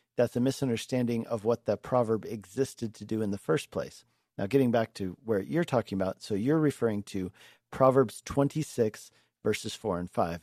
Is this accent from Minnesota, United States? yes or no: no; Denver, Colorado, United States; moved away as an adult; also born or lived in Hungary / Longmont, Colorado; I'm a Colorado native, um, and I grew up in Denver.